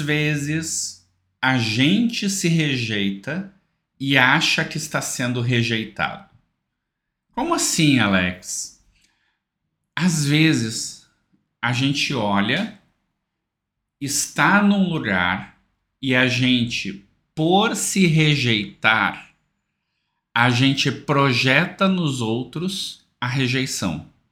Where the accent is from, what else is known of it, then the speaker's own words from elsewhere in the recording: South Region, Brazil; eu sou aqui do Sul